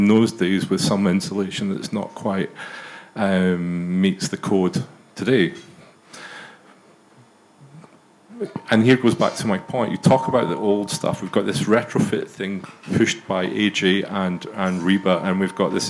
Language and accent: English; Glasgow, Scotland, United Kingdom; as a Glaswegian